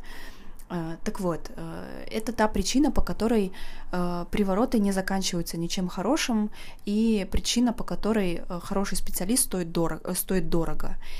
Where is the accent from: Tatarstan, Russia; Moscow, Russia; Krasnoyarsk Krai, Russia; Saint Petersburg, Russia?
Saint Petersburg, Russia; я из Санкт-Петербурга